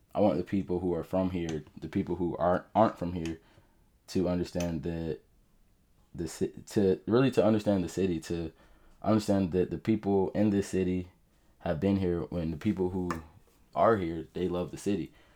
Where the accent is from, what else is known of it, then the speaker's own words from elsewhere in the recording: Jacksonville, Florida, United States; also born or lived in Atlanta / Orlando; we got stationed in Mayport. That's when we moved down here. So I've been here all my life, uh, literally all 24 years.